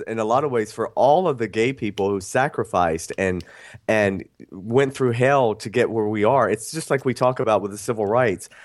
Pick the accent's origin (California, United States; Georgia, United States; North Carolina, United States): Georgia, United States; Athens; I grew up in the South. I grew up in Athens, Georgia